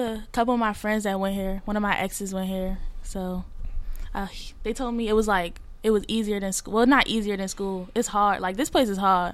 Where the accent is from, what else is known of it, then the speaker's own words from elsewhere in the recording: Washington, District of Columbia, United States; I'm from DC. I'm 17 years old